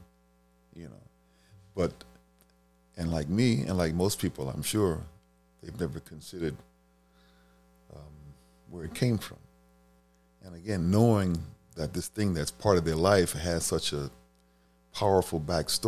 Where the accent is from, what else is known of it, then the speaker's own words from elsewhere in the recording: Washington, District of Columbia, United States; I grew up in Michigan Park off of the South Dakota Avenue, right behind the first McDonald's ever in D.C.